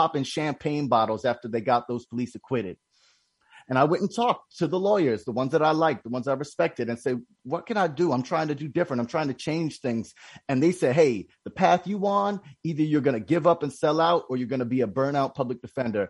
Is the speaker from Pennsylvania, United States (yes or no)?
yes; Philadelphia, Pennsylvania, United States; I was born in Philly